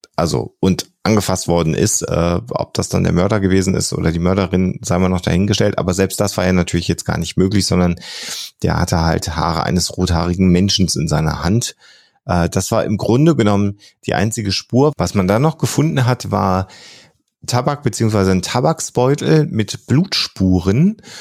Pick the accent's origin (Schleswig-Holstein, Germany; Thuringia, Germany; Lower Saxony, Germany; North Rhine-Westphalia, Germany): North Rhine-Westphalia, Germany; near Hille; ein kleiner Ort, der wirklich bei mir an meiner Heimatstadt direkt ums Eck ist